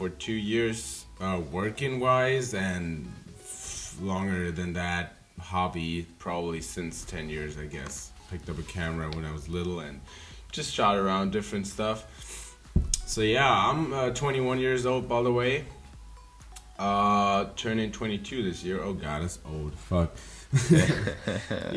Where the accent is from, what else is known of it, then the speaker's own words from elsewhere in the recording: Germany; now in Berlin, Germany; So yeah, born and raised in Germany. Went to Berlin a year ago.